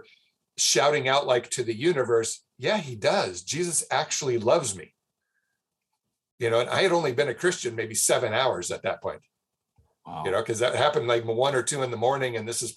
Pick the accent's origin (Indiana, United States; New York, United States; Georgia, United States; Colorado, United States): Colorado, United States; Denver; moved away as an adult; now in Argentina; I grew up in Southwest Denver, you know, Colorado native